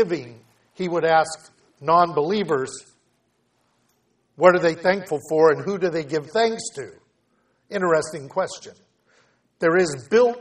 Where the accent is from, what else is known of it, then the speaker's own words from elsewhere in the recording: United States; as an American believer